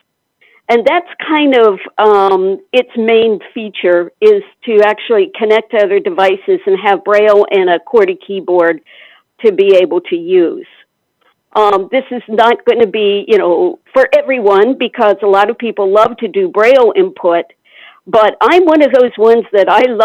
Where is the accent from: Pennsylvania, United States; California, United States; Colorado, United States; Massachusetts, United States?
Pennsylvania, United States; now in Alexandria, United States; from Alexandria, Virginia, originally from Pennsylvania